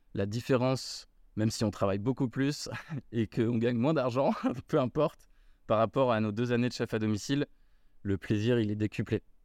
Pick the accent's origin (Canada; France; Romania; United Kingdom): France; Paris, Île-de-France; moved away as an adult; also born or lived in Australia; now in Bordeaux, France; Je suis parisien de souche.